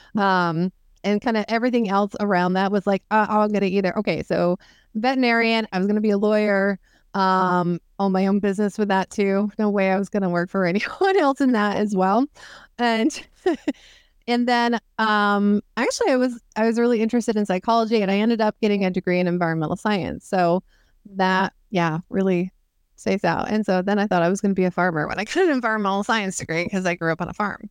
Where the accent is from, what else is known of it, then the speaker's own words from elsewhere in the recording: Northern Maine, United States; I'm from Northern Maine